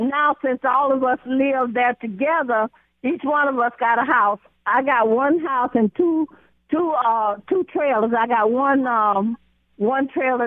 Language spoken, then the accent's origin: English; Elba, Alabama, United States; moved away; I was born in Elba, Alabama 79 years ago.